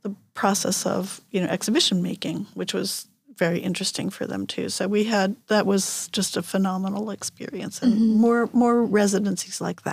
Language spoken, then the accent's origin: English; New York, United States; moved away as an adult; now in Seyðisfjörður, Iceland; I was born in New York and I have lived most of my life in New York, and worked in New York